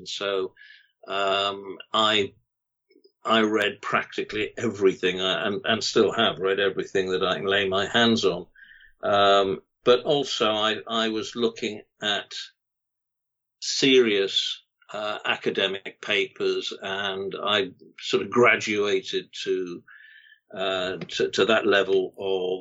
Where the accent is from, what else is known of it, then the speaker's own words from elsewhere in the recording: Cardiff, Wales, United Kingdom; I was born and bred in Cardiff